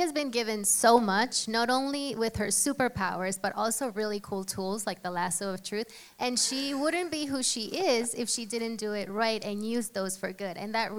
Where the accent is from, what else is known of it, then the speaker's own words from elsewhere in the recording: Puerto Rico; moved away as an adult; now in Morris County, United States; So I grew up in Puerto Rico. I went to law school there.